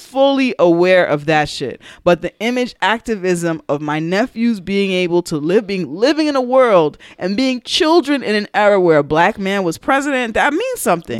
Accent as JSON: {"language": "English", "town": "New York City", "region": "New York", "country": "United States", "said": "we're from New York, from the Bronx"}